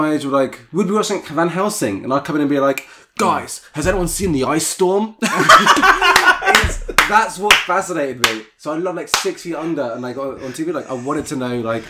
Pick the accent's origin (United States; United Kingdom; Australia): United Kingdom; Luton, East of England; I grew up in Luton, so like in this small town, which isn't like, you know, known that much for like, you know, artistry.